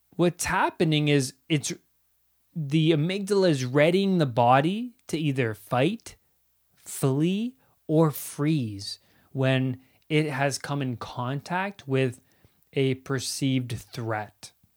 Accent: Ontario, Canada; I grew up in Ontario, Canada.

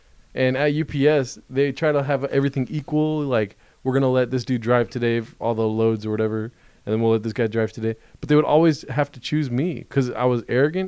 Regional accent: Rancho Cucamonga, California, United States; also born or lived in Colton, California / Sherman Oaks, California / Glendale, California; now in Claremont, United States; I was born in Colton and then moved to Rancho at like 6 years old.

